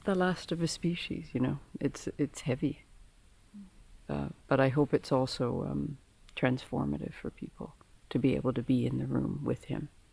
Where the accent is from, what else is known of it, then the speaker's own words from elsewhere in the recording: Victoria, British Columbia, Canada; I grew up in Victoria, and so I'm from the west coast